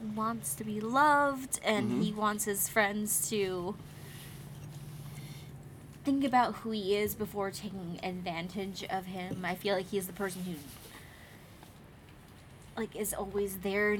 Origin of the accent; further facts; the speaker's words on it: the South, United States; I'm from the South